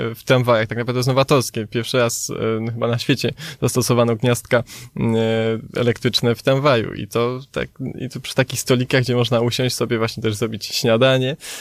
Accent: Kraków, Lesser Poland, Poland; my jako Krakus

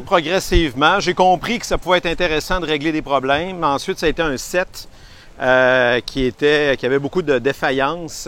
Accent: Quebec City, Quebec, Canada; Je suis de Québec

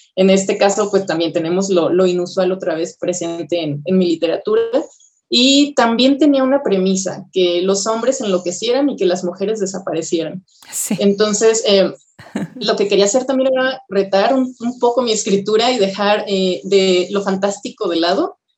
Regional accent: Guadalajara, Jalisco, Mexico; moved away as an adult; also born or lived in Querétaro; now in Mexico City, Mexico; solamente nací en Querétaro y antes de cumplir el mes mis papás se fueron a Guadalajara y ahí viví hasta los 20 años casi

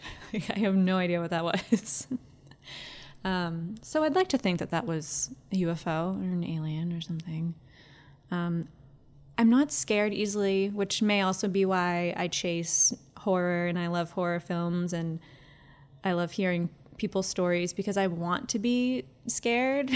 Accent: town next to Ipswich, Massachusetts, United States; my hometown. Lots of farmland.

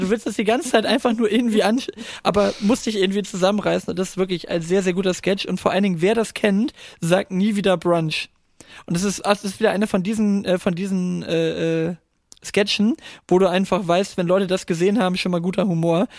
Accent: Northern Germany, Germany; als Norddeutscher

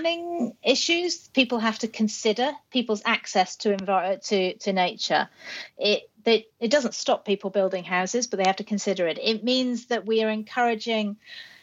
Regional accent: United Kingdom; I'm British.

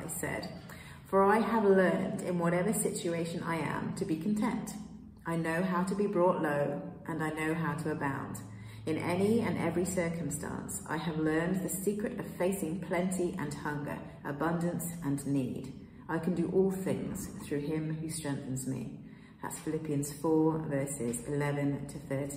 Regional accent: England, United Kingdom; moved away as an adult; also born or lived in Kenya / Peruvian Amazon, Peru; now in Piura, Peru; I'm from the UK, I'm British. I was born in Kenya, but I grew up in England

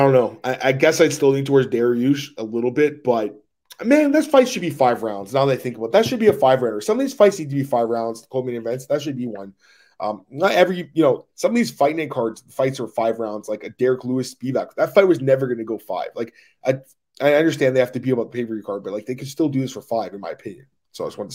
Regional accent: Canada; I'm obviously Canadian

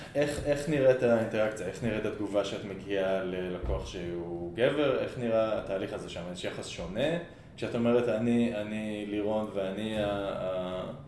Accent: Israel; אני ישראלי

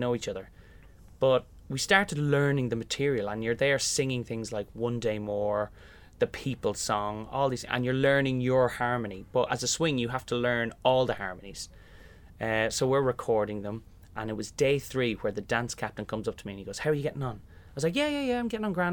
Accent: Kilmessan, Leinster, Ireland; moved away as an adult; growing up in Kilmessan and doing Fagan in the local hall

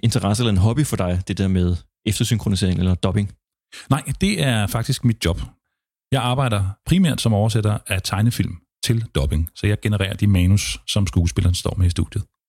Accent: Copenhagen, Capital Region of Denmark, Denmark; jeg er københavner

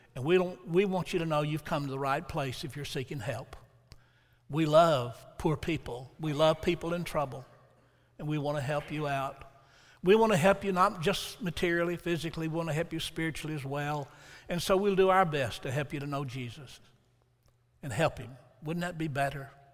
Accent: Huntsville, Alabama, United States; moved away as an adult; also born or lived in Milan; Huntsville, which was my hometown. I'd grown up there

